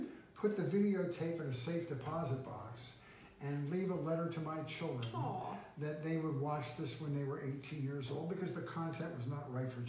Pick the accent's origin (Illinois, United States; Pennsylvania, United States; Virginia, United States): Pennsylvania, United States; Philadelphia; Philadelphia, Pennsylvania.